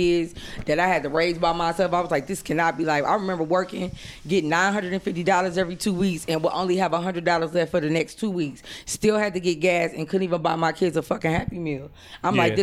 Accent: Fort Wayne, Indiana, United States; I used to work for an alternative sentencing program in Fort Wayne. I'm from Fort Wayne.

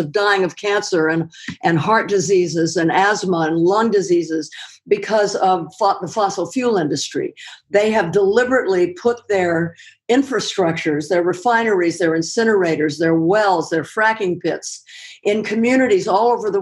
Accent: Los Angeles, California, United States; moved away; I grew up in Los Angeles, starting in the late 30s, and then moved back here

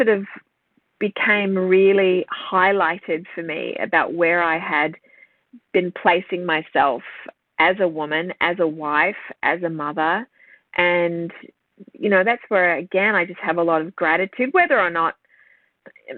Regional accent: Sydney, New South Wales, Australia; I grew up around Terry Hill, St. Ives in Sydney.

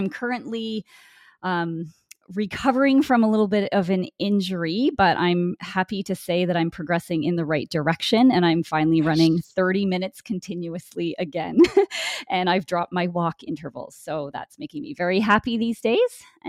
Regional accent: Winnipeg, Manitoba, Canada; I'm from Winnipeg, Manitoba, Canada. So it's pretty much central Canada.

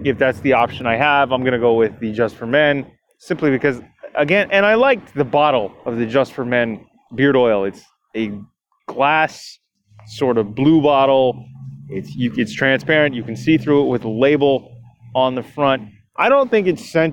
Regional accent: Toronto, Ontario, Canada; this show is produced out of my hometown of Toronto, Ontario, Canada

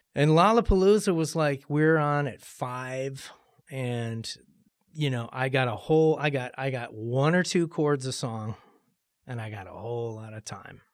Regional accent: Cleveland, Ohio, United States; moved away as an adult; also born or lived in Los Angeles; growing up in Cleveland.

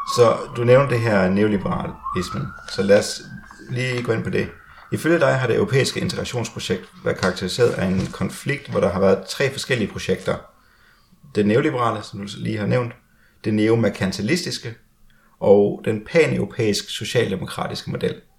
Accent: Denmark; now in Sweden; som danskere, der selv bor i Sverige

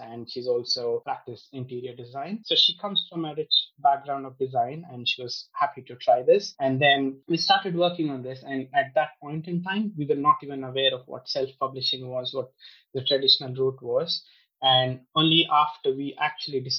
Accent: India; moved away as an adult; also born or lived in United States; now in United Kingdom; I grew up in India. So I was born there. I grew up in India. I spent most of my life there.

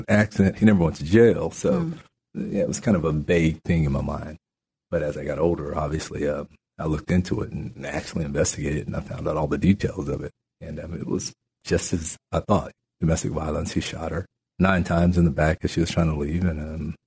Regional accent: New Mexico, United States; moved away as an adult; also born or lived in Natchitoches Parish, Louisiana; now in Shreveport, United States; my grandparents moved my brother and I to New Mexico, and I grew up in New Mexico

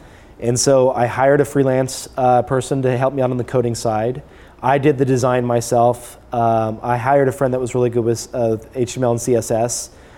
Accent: Las Vegas, Nevada, United States; moved away as an adult; also born or lived in California / San Francisco; I was living in Las Vegas at the time. Okay. My family moved out there when I was young.

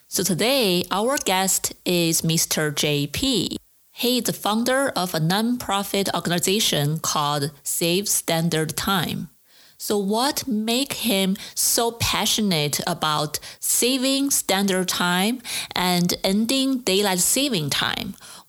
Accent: China; moved away as an adult; now in United States; For the first 23 years in my life, I grew up in China

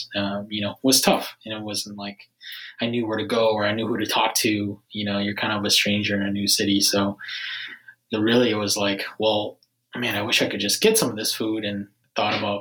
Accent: Minnesota, United States; moved away as an adult; now in Washington, D.C., United States; I grew up in Minnesota, and I was actually an engineer before starting Foodini

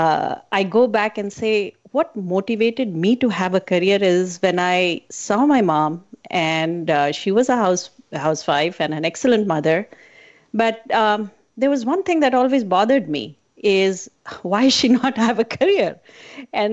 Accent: India; I was born in a very, I call it as a conservative family growing up in India

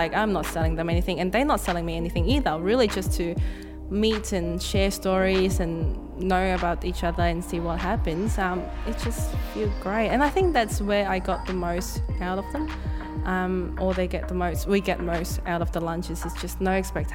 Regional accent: Hong Kong; moved away as an adult; now in Australia; wasn't born here. I was born in Hong Kong, came to Australia to study.

